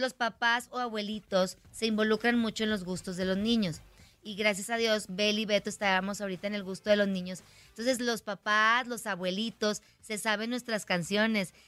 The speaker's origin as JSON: {"language": "Spanish", "town": "Monterrey", "region": "Nuevo León", "country": "Mexico", "said": "nosotros somos de Monterrey"}